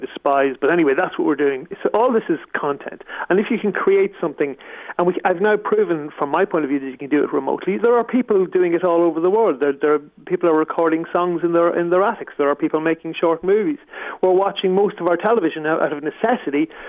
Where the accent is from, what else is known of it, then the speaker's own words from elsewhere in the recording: County Monaghan, Ireland; I'm from Monaghan originally